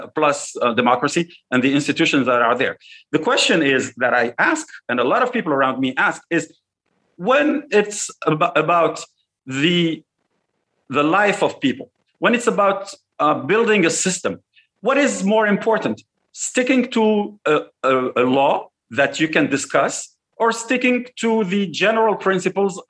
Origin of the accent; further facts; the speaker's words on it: Tunisia; moved away; also born or lived in United States; as a Tunisian, as also somebody who is back and forth between the United States and Tunisia